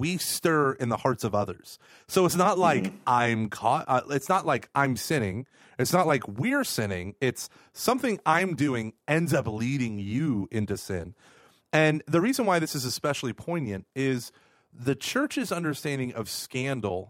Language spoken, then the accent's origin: English; Broken Arrow, Oklahoma, United States; moved away; I was raised in Broken Arrow